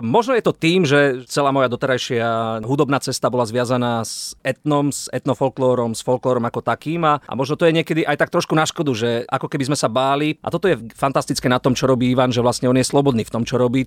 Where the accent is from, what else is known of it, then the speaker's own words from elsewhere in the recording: Prešov, Prešov Region, Slovakia; aj my, teda z kapely sme Prešovčania. Ja som sa narodil takisto v Prešove a prežili sme tam nádherné roky.